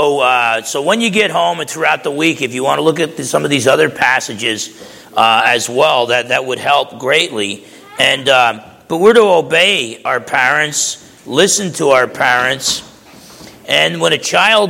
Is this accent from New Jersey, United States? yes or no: yes; New Jersey, United States; I used to box growing up in New Jersey